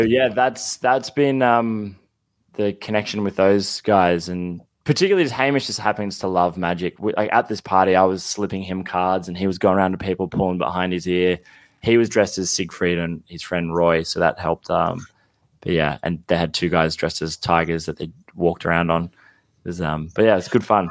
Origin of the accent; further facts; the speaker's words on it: Canberra, Australian Capital Territory, Australia; moved away as an adult; now in Sydney, Australia; I grew up in Canberra, but I just, I moved to Sydney